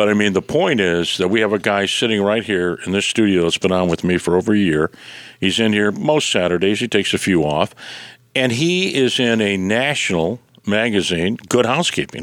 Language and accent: English; Detroit, Michigan, United States; moved away; my hometown of Detroit